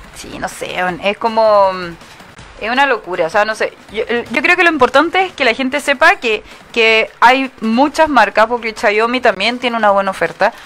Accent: 25 minutes from Peru, Arica y Parinacota, Chile; yo nací a, 25 minutos ah, de Perú

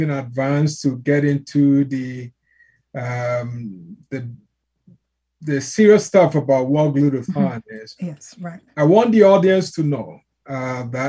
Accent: Ghana; I'm from Ghana, West Africa

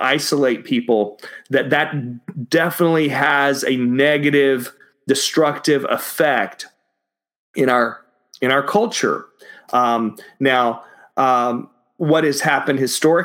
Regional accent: Dallas, Texas, United States; also born or lived in Austin, Texas; where I grew up in Dallas, you have all of these churches that had steeples on them

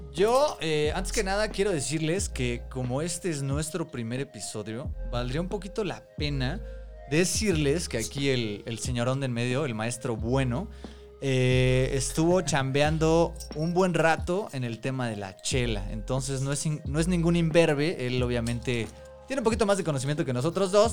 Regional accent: Mexico City, Mexico; Somos tres amigos chilangos

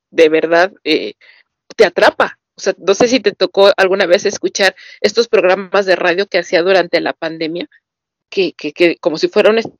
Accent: Mexico; Soy mexicano.

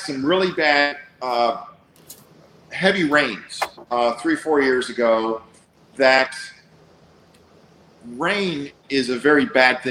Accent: Bulgaria; moved away; I was born in Bulgaria. We escaped a very, very highly communist country

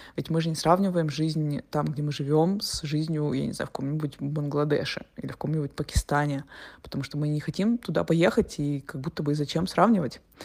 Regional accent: Russia; moved away as an adult; also born or lived in Turkey / Montenegro; now in Portugal; мы из России

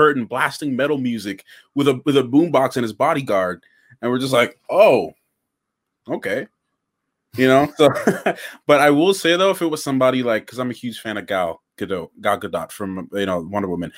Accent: Grenada; I was born in Grenada

